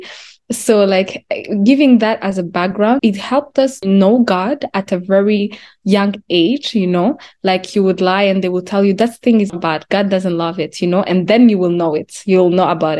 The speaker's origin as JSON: {"language": "English", "region": "Kigali", "country": "Rwanda", "tie": "born or raised there", "moved": "as an adult", "lives_now": "Canada", "said": "I was born and raised in Rwanda. I think I came here at 18. So I came in Canada at 18 years old"}